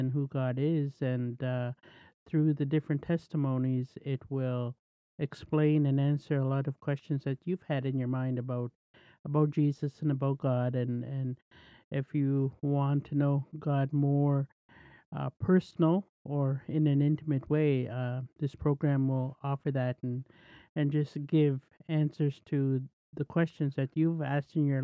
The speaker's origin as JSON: {"language": "English", "area": "Cote First Nation reserve", "region": "the Prairies", "country": "Canada", "said": "I'm from the prairies, and I'm Soto. I come from the Côte Indian Reserve"}